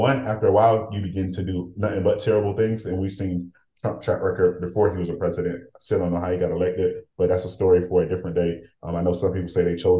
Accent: Haiti; now in United States; as a Haitian

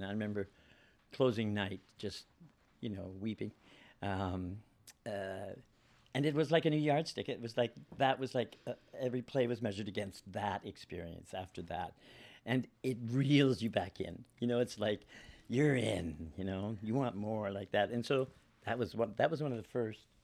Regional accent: Guelph, Ontario, Canada; moved away as an adult; also born or lived in Toronto / Vancouver; I'm born in Guelph, which is sixty miles from Toronto

